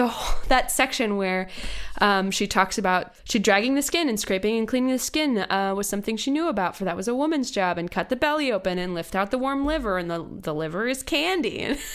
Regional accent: Virginia, United States; born or raised there

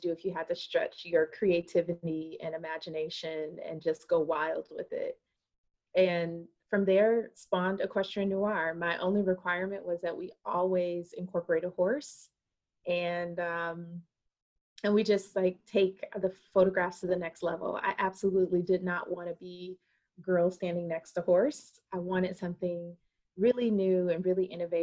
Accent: Wisconsin, United States; moved away as an adult; also born or lived in New Orleans, Louisiana / Atlanta, Georgia; now in Charlotte, United States; I am originally from Wisconsin. I know you don't meet very many Black people from Wisconsin, but I am originally from Wisconsin.

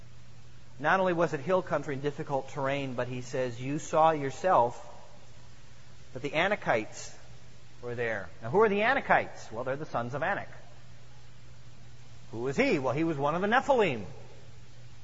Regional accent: Midwest, United States; I grew up in the Midwest, where we don't have mountains

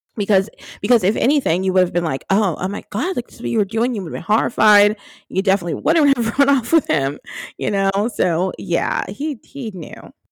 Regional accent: New Jersey, United States; I grew up in New Jersey

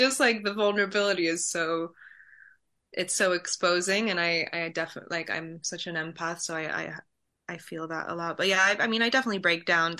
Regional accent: Poland; moved away; I'm from Poland.

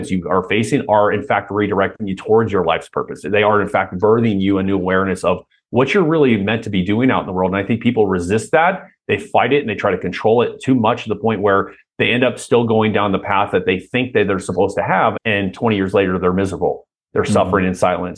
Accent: Anaheim, California, United States; also born or lived in Irvine / Huntington Beach / Costa Mesa; Southern California. So yeah, Orange County originally.

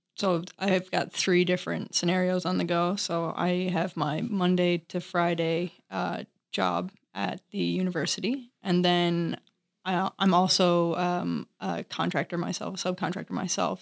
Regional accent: Newfoundland and Labrador, Canada; I'm from Newfoundland, Canada.

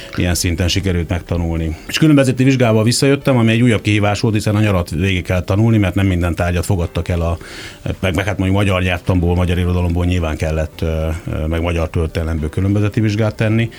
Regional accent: Kisvárda, Szabolcs-Szatmár-Bereg, Hungary; moved away as an adult; also born or lived in Gödöllő; now in Budapest, Hungary; Büszke vagyok a szabolcsi származásomra, és sokat adott mind a megye, mint pedig a, a város, ahol születtem. Egyébként nem csak, hogy ott születtem, de a közelben végeztem még a gimnáziumi tanulmányaimat is

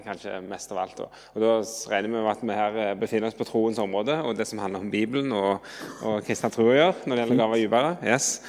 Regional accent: Jørpeland, Rogaland, Norway; moved away as an adult; now in Oslo, Norway; jeg kommer fra Rogaland, Jørpeland, men har bodd i Oslo i 16 år

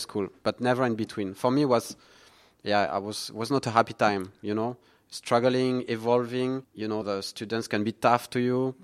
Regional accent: near Toulouse, Occitania, France; English is a second language; also born or lived in Vendée; now in Singapore; I was born in southwest of France.

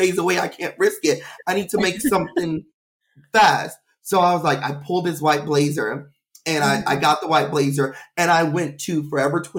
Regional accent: Beaumont, Texas, United States; moved away as an adult; now in Los Angeles, United States; I'm from Beaumont, Texas

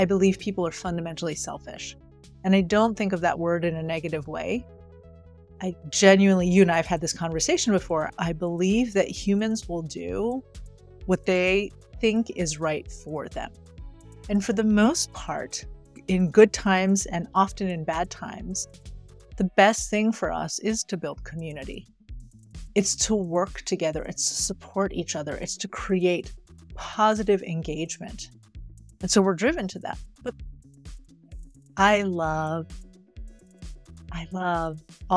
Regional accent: right outside of Paris, Île-de-France, France; moved away; I grew up in France, right outside of Paris.

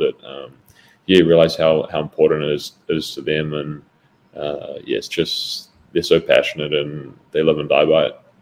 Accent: Auckland, New Zealand; moved away as an adult; also born or lived in Sunderland; now in Madison, United States; I grew up in New Zealand um, until I was 18 years old

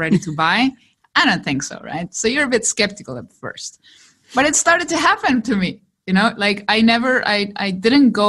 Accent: Chile; English is a second language; me who comes from Chile? English is my second language.

